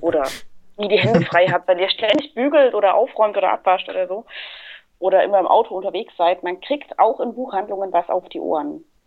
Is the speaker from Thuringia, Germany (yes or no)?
yes; Thuringia, Germany; now in Stuttgart, Germany; Ansonsten komme ich gar nicht aus Stuttgart eigentlich. Ich äh, lebe und arbeite hier nur mittlerweile. Ich komme aus dem schönen Thüringen.